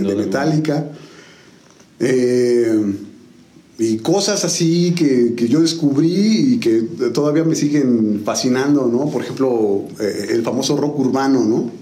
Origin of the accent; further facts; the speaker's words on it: San Juan del Río, Querétaro, Mexico; also born or lived in Tequisquiapan; originario pues realmente soy sanjuanense, ¿no? Yo llegué a San Juan del Río un julio del 82, ¿no? Órale. Tengo 40 años, entonces pues 38 años en San